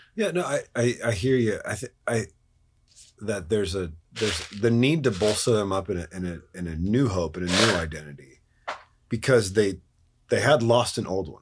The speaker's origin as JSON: {"language": "English", "country": "United States", "said": "we as American Christians"}